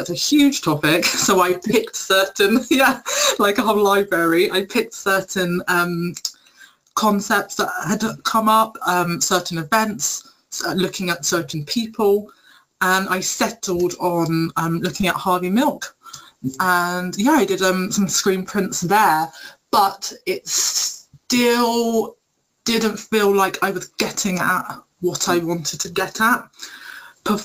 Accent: United Kingdom; also born or lived in Vancouver; I'm British Jamaican

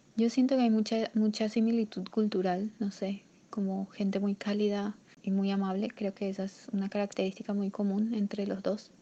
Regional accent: Asunción, Paraguay; moved away as an adult; now in Palomino, Colombia; nací en Asunción, Paraguay. Actualmente estoy viviendo en Colombia, específicamente en un lugar llamado Palomino, en la costa norte

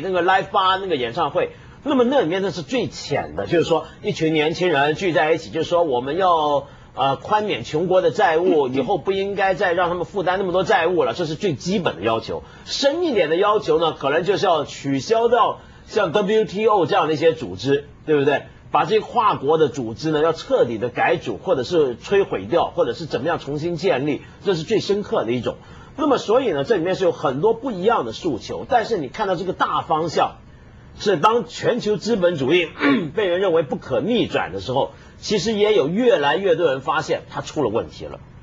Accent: Hong Kong; 我香港人啊

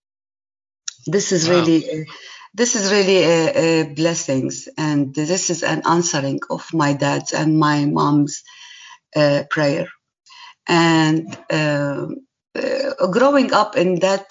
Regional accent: Irbid, Irbid Governorate, Jordan; moved away as an adult; also born or lived in Syria / Damascus, Syria / Manila, Philippines / Canada; now in Lebanon; I was born in Syria in 1961. And I grew up in Jordan as my father was a Baptist minister in one of the cities in Jordan called Irbid

